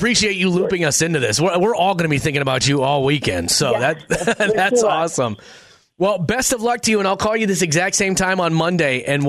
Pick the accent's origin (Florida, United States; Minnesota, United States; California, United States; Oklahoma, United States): Minnesota, United States; Minneapolis; I grew up in North Minneapolis, a very urban area.